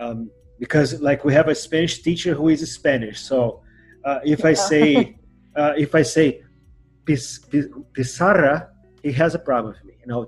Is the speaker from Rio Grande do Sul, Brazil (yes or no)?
no; Rio de Janeiro, Brazil; accent: carioquês; first language Portuguese; English is a second language; Here in Rio de Janeiro, we have the carioquês.